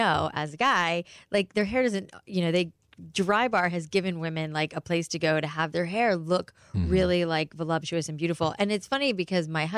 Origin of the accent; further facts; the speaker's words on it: South Florida, United States; growing up in South Florida